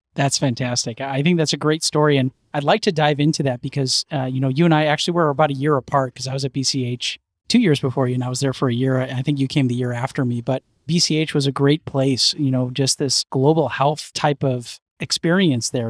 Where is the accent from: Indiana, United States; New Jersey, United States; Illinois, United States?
Illinois, United States; Chicago; now in New York, United States; I'm from Chicago